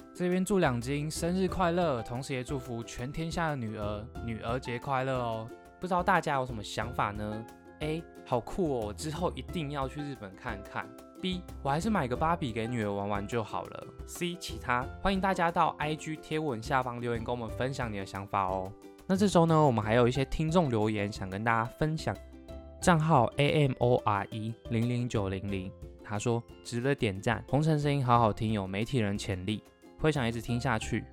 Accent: Taiwan; 我们台湾人啊，端午节不是会吃粽子，然后中秋节会吃月饼

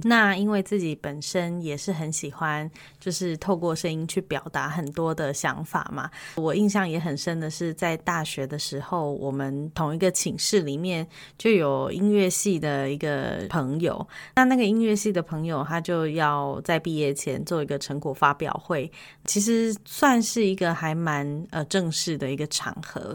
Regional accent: Taipei, Taiwan; moved away as an adult; also born or lived in Taichung; now in Finland; 我呢，是一个在台北出生，台北长大，后来搬到台中，现在居住在芬兰的人

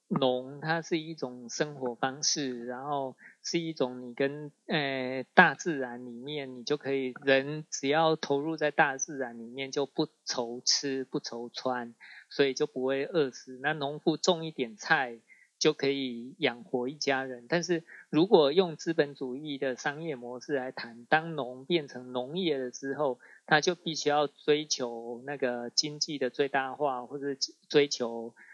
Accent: Sun Moon Lake, Nantou County, Taiwan; 我们的家乡本来是日，日月潭嘛

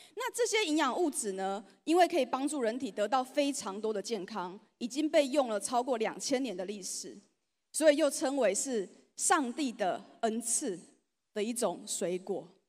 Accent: Changhua County, Taiwan; 我本身是彰化人。 所以我来到这里真的有一种我回到家的感觉

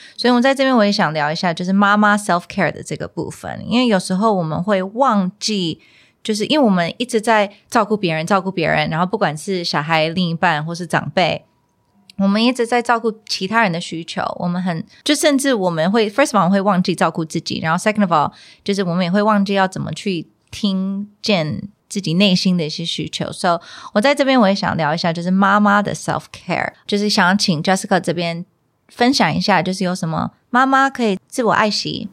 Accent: United States; moved away; 小时候就是在美国出生长大

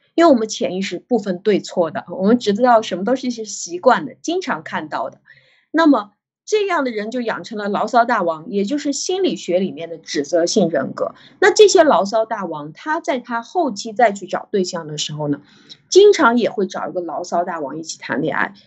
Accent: China; 我们中国人

